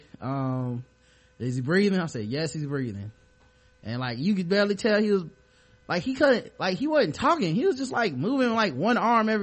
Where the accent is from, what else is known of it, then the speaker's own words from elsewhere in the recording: Charlotte, North Carolina, United States; born and raised here